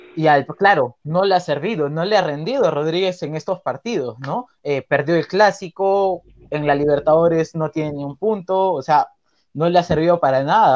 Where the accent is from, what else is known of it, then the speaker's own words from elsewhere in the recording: Callao, Peru; por ser del Callao, porque mis abuelos son del Callao